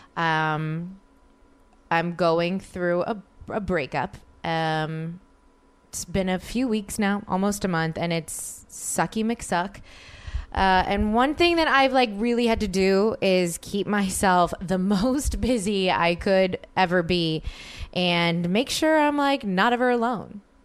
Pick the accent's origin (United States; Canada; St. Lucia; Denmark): United States; New Orleans, Louisiana; moved away as an adult; now in Los Angeles, United States; New Orleans, my hometown